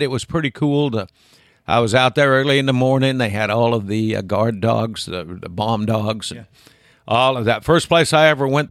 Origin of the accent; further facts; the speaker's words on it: Wyoming, United States; I mean, I grew up in Wyoming.